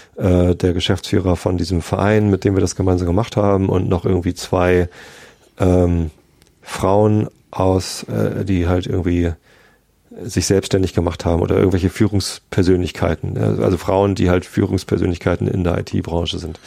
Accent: Hamburg, Germany; Ich als Hamburger

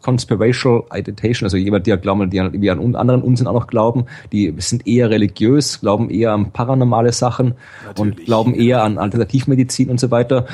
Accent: Krems, Lower Austria, Austria; now in Jena, Germany; in, in Krems, also quasi wo aus ja. Österreich, wo ich herkomme

